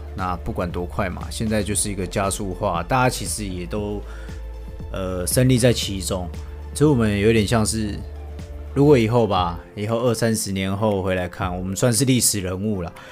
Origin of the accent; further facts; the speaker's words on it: Taiwan; 我们台湾人